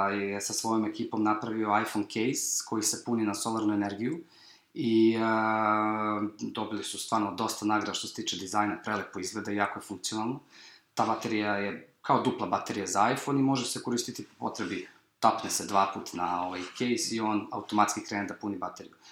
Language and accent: Croatian; Serbia; iz Evrope smo bili eh, mi iz Srbije